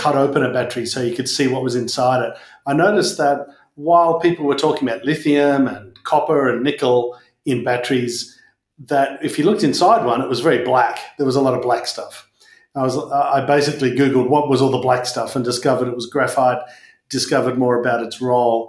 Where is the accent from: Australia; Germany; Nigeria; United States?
Australia; Perth, Western Australia; growing up in Perth.